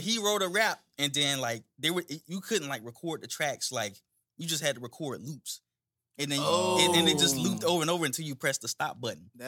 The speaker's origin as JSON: {"language": "English", "town": "Daytona Beach", "region": "Florida", "country": "United States", "tie": "born or raised there", "moved": "yes", "said": "I was born and raised in Daytona"}